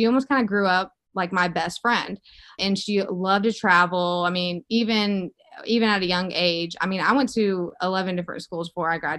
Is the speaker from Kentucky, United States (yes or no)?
no; Mississippi, United States; moved away as an adult; also born or lived in Los Angeles, California; now in Boston, United States; I moved out to California over 2 years ago from Mississippi